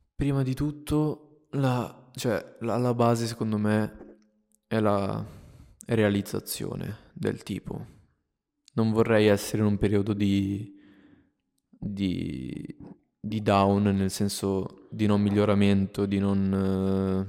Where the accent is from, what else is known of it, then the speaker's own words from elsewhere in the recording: Italy; also born or lived in Minnesota, United States; sono qui in questo posto ancora nel mio paese nel quale sono nato e cresciuto